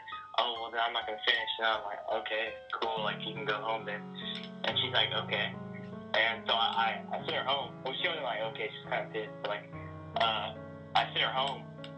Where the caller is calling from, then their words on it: Texas, United States; I'm calling from Texas